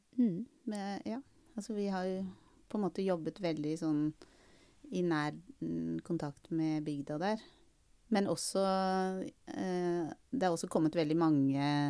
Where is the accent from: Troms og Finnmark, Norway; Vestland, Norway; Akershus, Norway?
Akershus, Norway; Bærum; Jeg vokste opp i Østre Bærum i en, i en sånn Vatnevilla.